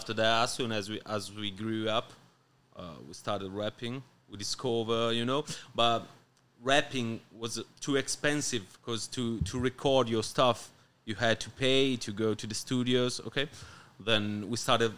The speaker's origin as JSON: {"language": "English", "town": "Milan", "region": "Lombardy", "country": "Italy", "tie": "born or raised there", "said": "I'm from Milan"}